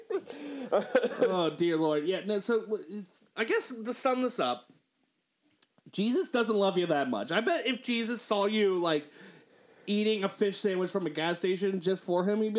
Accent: Northern Kentucky, United States; I'm from Northern Kentucky

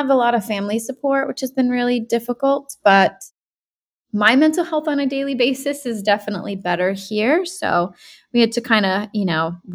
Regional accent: Rhode Island, United States; moved away as an adult; also born or lived in California / Brooklyn, New York / Los Angeles; now in San Diego, United States; I'm from Rhode Island. Then I moved to California for 10 years to do my grad school and everything. And then I went back to the East Coast, lived in Brooklyn. And then I moved back to Rhode Island

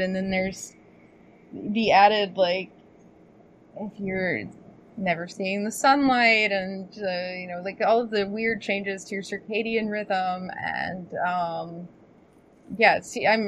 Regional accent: United States; me as an American

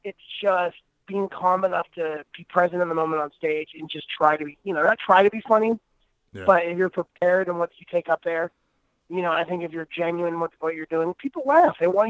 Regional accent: Tallahassee, Florida, United States; moved away as an adult; now in Los Angeles, United States; I live in Los Angeles right now. I grew up in Florida, spent about 29 years there, and then I moved to L.A. about 4 years ago.

